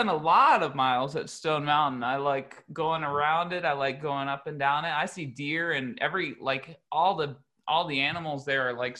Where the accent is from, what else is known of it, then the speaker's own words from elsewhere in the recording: Philippines; So I grew up, I had a sort of similar, I grew up in the Philippines. My parents were Christian missionaries there